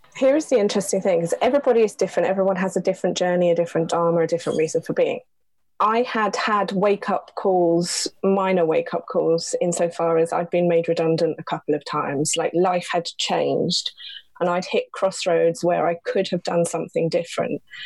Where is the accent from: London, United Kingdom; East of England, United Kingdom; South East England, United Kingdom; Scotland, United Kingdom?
London, United Kingdom; also born or lived in Belper, Derbyshire; we moved to London when I was seven